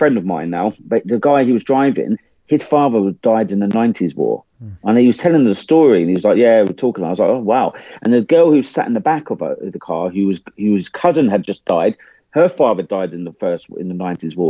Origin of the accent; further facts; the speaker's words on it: England, United Kingdom; accent: English; for an Englishman like me to turn up, start talking in my English accent